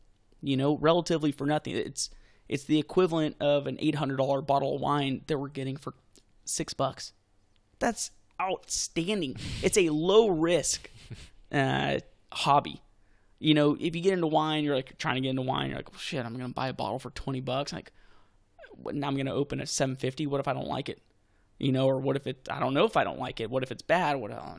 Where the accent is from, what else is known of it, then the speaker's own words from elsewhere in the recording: Texas, United States; I grew up in Texas.